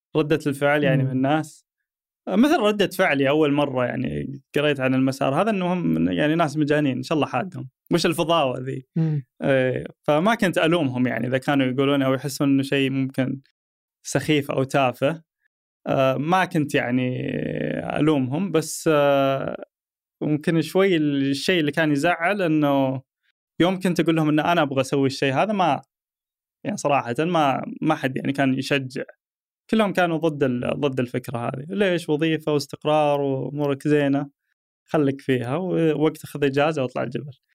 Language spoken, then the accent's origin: Arabic; Saudi Arabia; عندنا في السعوديه